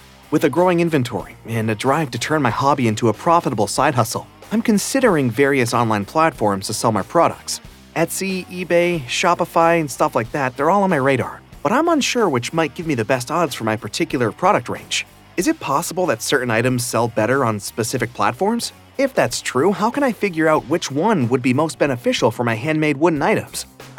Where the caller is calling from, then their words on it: Austin, Texas, United States; Hey there … I'm calling in from Austin, Texas.